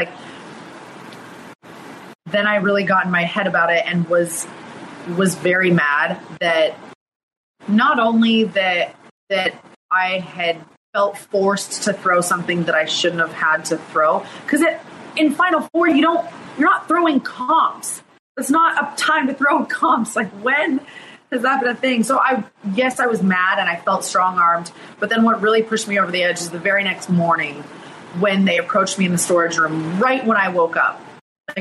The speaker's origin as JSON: {"language": "English", "town": "Lander", "region": "Wyoming", "country": "United States", "tie": "born or raised there", "said": "I grew up in Lander, Wyoming, which is at the base of the Rocky Mountains"}